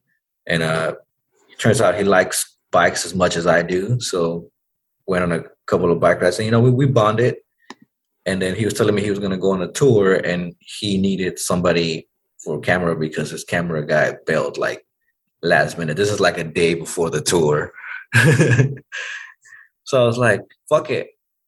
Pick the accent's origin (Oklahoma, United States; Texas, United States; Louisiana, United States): Texas, United States; Dallas; And I'm from Oak Cliff. So I used to ride my bike around and just meet people in this bar.